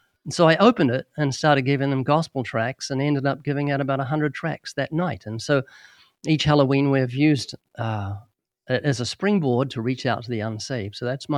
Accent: New Zealand; moved away as an adult; now in United States; When we came to the U.S. in 1989, we came from New Zealand, which is a fairly isolated country.

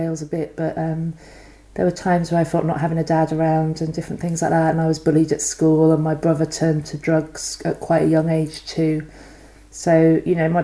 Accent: Banwell, South West England, United Kingdom; I grew up in Somerset, a little village called Banwell, outside of Weston-super-Mare

